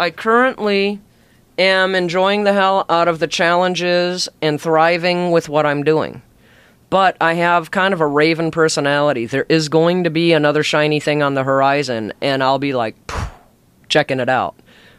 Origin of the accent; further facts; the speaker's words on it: Alaska, United States; also born or lived in Chicago; Well, I was born in Chicago. And at a very early age, my mom was leaving my dad. And back then, divorce still wasn't very popular, but she left him, brought us up to Alaska, and then she left to go do her own thing.